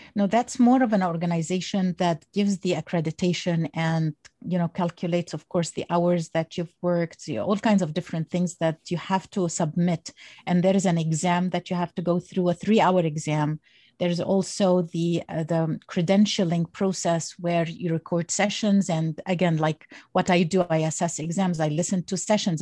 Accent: Egypt; now in United States; originally I'm from Egypt and I came to the United States when I was

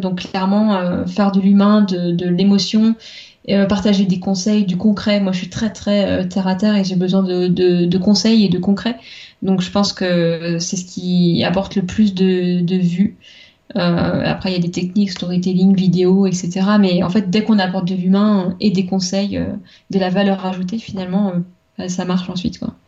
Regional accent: Vendée, Pays de la Loire, France; moved away as an adult; also born or lived in Nantes; je venais de Vendée, la campagne vendéenne

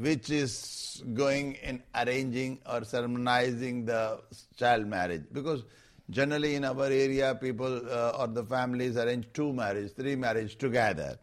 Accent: Rajasthan, India; I am coming from Rajasthan

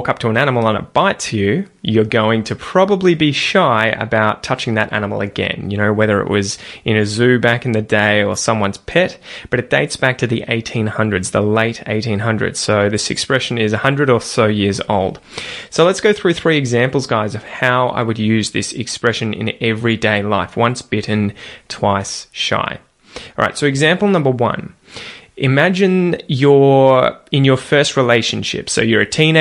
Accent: Australia; accent: Australian

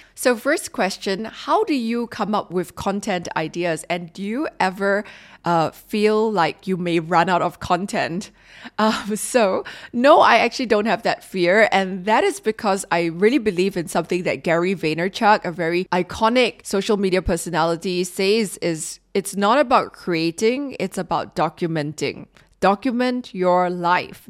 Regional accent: Singapore; as a Singaporean

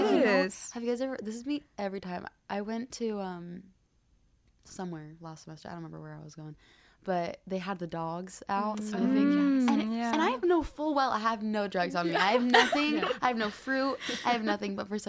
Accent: Arizona, United States; moved away as an adult; now in Hawaii, United States; We're both from Arizona

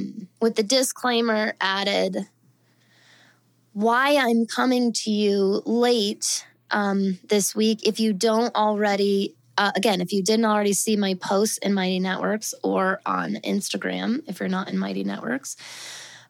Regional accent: suburbs outside Denver, Colorado, United States; moved away; if you're from the suburban, just outside of Denver regional area that we're from

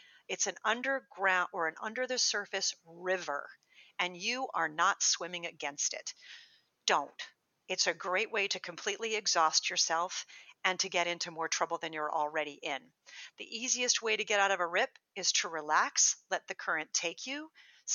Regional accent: New England, United States; moved away; where I grew up in New England on the beach

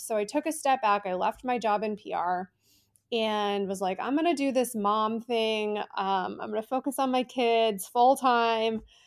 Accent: Ohio, United States; a specialty beading store in my hometown in Ohio

